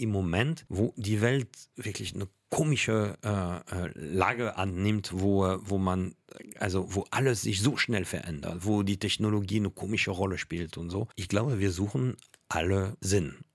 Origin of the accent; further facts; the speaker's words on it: Paris, Île-de-France, France; dass ich als Kind in Paris einen äh, Nachbar hatte, der Wissenschaftler war, Paläontologe, und der mir tierisch viel erzählt hatte.